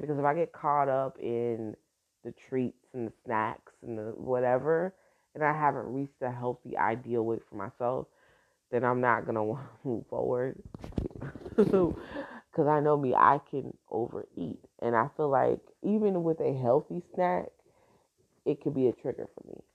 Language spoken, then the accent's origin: English; Newark, New Jersey, United States; I'm from Brick City, baby. Now I was born in Brick City. I was I was raised in Jersey